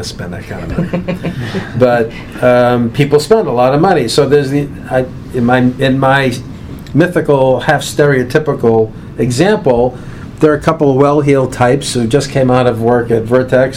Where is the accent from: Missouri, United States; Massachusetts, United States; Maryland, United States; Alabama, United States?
Massachusetts, United States; Boston; I grew up in East Boston. My parents are still there.